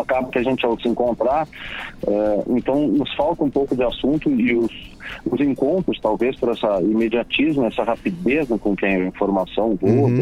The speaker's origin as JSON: {"language": "Portuguese", "town": "Pelotas", "region": "Rio Grande do Sul", "country": "Brazil", "said": "Eu moro em Pelotas"}